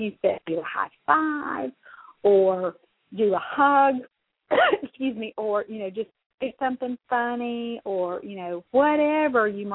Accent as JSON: {"language": "English", "region": "the South", "country": "United States", "said": "I'm from the South"}